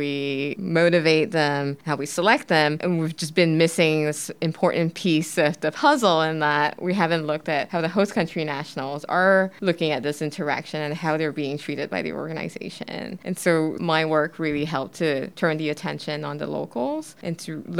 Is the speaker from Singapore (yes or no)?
yes; Singapore; moved away; I'm originally from Singapore